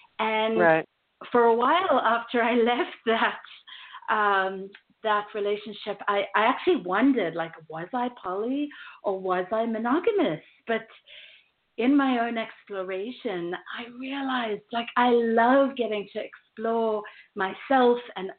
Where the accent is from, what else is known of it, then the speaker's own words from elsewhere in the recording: South Africa; now in United States; And while I've learned to roll my R's in the last 13 years of living in the U.S., I grew up in South Africa, and then I lived